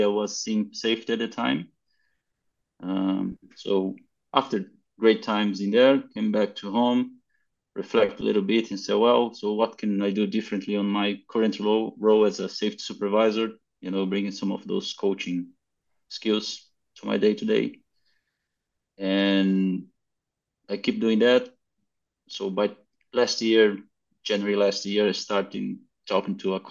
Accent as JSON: {"language": "English", "region": "South Brazil", "country": "Brazil", "also_born_or_lived": "Queensland, Australia", "said": "I'm in Australia by now, but I'm coming from Brazil, from South Brazil."}